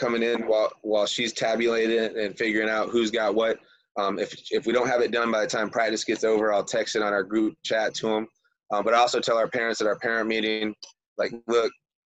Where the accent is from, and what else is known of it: Michigan, United States; also born or lived in Florida